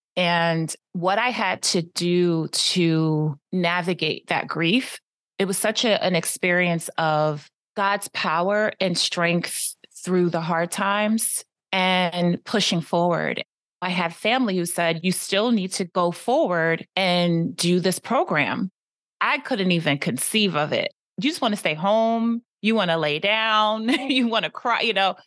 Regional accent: Philadelphia, Pennsylvania, United States; moved away as an adult; also born or lived in Paris / New York / New Jersey; I was born in Philadelphia, lived in Paris, New York, New Jersey, and now back in P

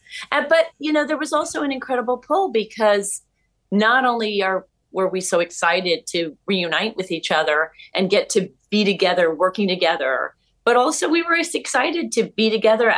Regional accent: New York City, New York, United States; I grew up in New York. I'm from New York

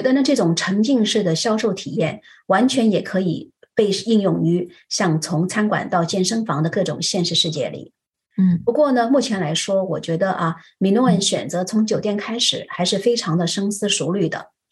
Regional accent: Shanghai, China; 我小时候在上海的大街小巷里啊，逛小店觅宝

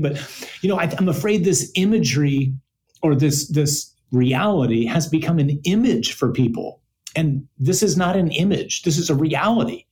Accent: United States; as an American or maybe as an American man

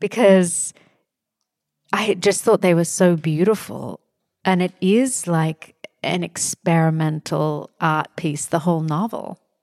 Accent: Australia; moved away; I'm from Australia.

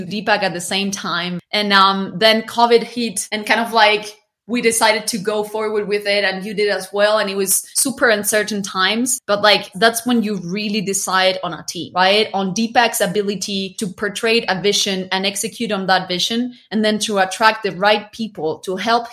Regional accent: Chile; now in Mexico City, Mexico; I'm originally from Chile

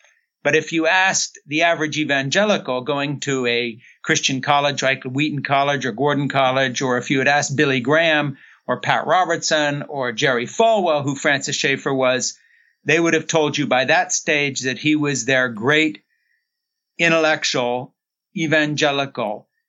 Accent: Switzerland; born there; I was born in Switzerland in 1952 to two missionary parents who had come over at the end of the Second World War to work with kids in bombed out cities.

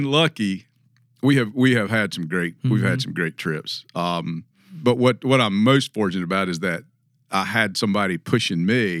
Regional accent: the South, United States; But, you know, we grew up in the South where this idea of just walking on somebody's land, that is not in our experience.

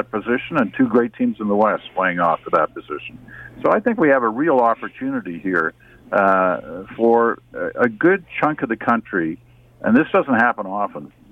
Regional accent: Ottawa, Ontario, Canada; moved away; also born or lived in western Canada; back then when I was growing up in Ottawa there were no senators at that time. Uh, and so you had to pick, as a good Canadian kid, between the two Canadian teams at the time.

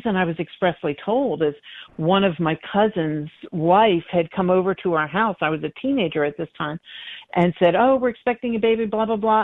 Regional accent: Philadelphia, Pennsylvania, United States; moved away; also born or lived in North Carolina; I grew up in Philadelphia, Pennsylvania

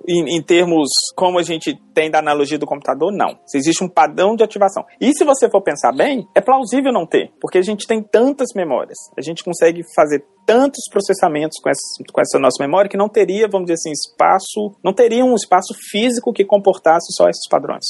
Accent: Belo Horizonte, Minas Gerais, Brazil; eu sou de Belo Horizonte, fiz minha graduação na, na Faculdade de Filosofia e Ciências Humanas lá da UFMG

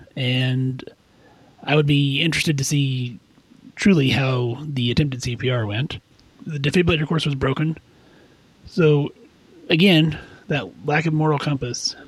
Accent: Kansas, United States; I'm from Kansas

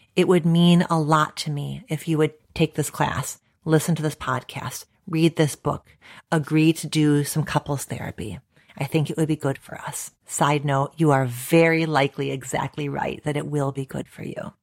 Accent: United States; my location as an American psychologist

